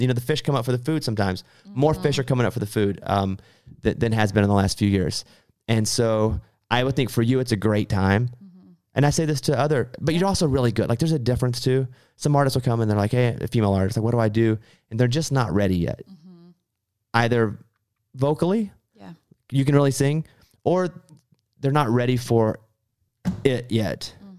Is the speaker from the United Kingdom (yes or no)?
no; Arkansas, United States; The past few years I've had to go a lot, but I grew up in Arkansas. We didn't go to Los Angeles. So that's all new to me.